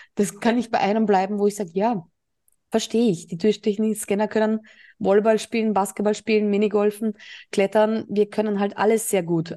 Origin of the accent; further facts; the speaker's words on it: Burgenland, Austria; now in Mallorca, Spain; meine alte Heimat, ähm, also Österreich. Ich war ja im Burgenland